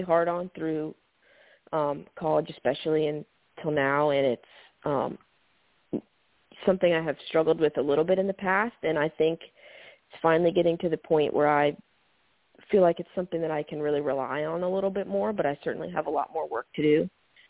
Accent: Georgia, United States; growing up in Georgia

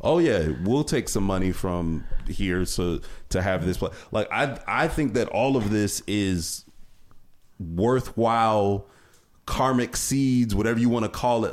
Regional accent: Cleveland, Ohio, United States; I'm from Cleveland area

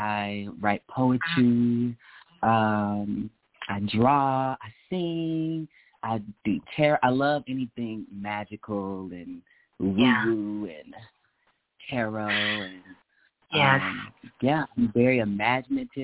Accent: Wisconsin, United States; I'm also from Wisconsin.

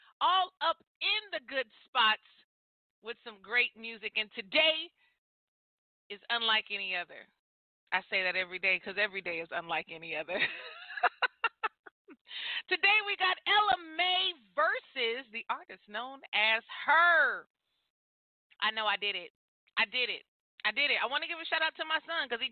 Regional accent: near the Bay Area, California, United States; Bay Area, California, close to my hometown. You know what I mean? I'm a Cali girl.

